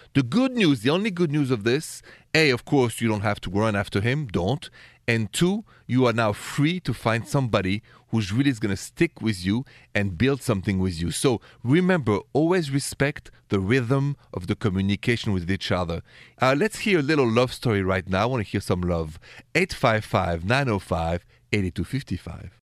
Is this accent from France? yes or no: yes; Paris, Île-de-France, France; accent: Parisian French; moved away; my accent is straight from Paris, France